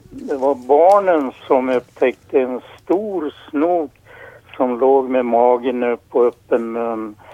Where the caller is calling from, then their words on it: Krylbo, Dalarna County, Sweden; från Krylbo i Sverige.